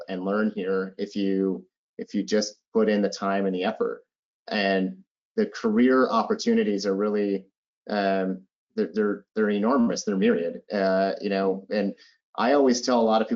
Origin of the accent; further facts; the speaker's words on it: Minneapolis, Minnesota, United States; I am originally from Minneapolis. I grew up in Minneapolis